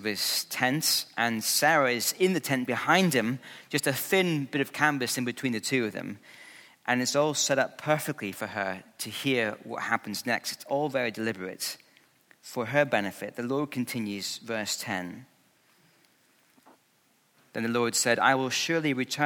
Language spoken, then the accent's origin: English; Scotland, United Kingdom; when I was growing up in Scotland